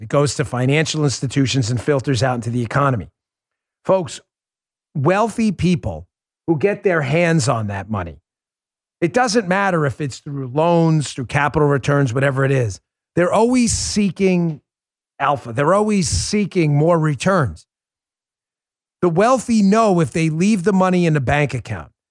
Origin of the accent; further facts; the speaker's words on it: New York City, New York, United States; I grew up in New York City